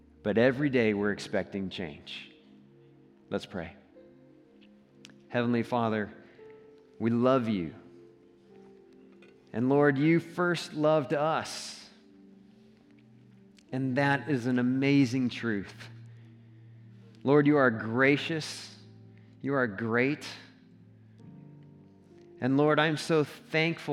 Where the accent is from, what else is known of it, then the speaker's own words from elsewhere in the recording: Colorado, United States; I'm from Colorado, I'm not from Texas.